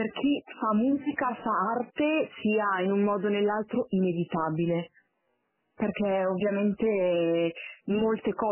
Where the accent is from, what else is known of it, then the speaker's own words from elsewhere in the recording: Milan, Lombardy, Italy; sono di Milano